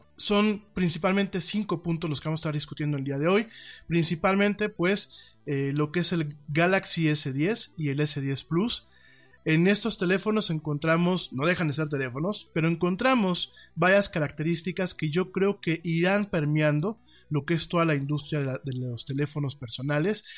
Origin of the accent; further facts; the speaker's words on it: Mexico; Como mexicanos